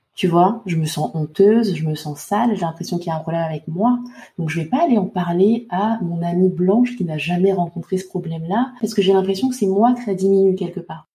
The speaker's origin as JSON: {"language": "French", "country": "Côte d’Ivoire", "tie": "born or raised there", "moved": "yes", "said": "j'ai adoré retourner dans mon pays natal avec Céline"}